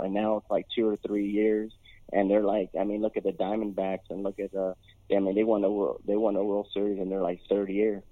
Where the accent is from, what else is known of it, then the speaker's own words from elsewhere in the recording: Los Angeles, California, United States; moved away as an adult; now in Charlotte, United States; I'm originally from Los Angeles, and I moved to Charlotte